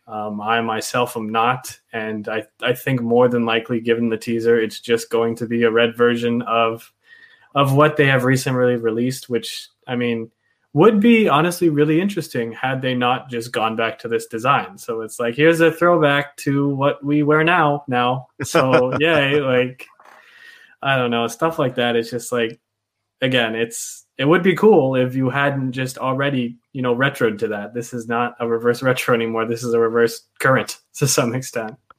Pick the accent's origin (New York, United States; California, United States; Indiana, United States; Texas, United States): Texas, United States; Dallas; I grew up in Texas, um, in Dallas actually